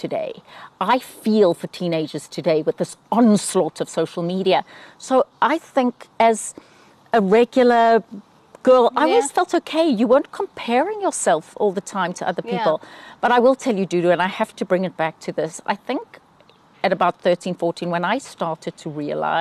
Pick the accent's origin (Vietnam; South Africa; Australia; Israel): South Africa; moved away as an adult; now in Atlanta, United States; growing up as a white South African